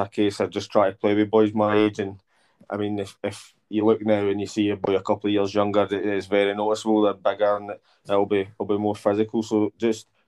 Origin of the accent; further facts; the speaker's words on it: Mauchline, Scotland, United Kingdom; I'm from Mauchline, I'm a Mauchline boy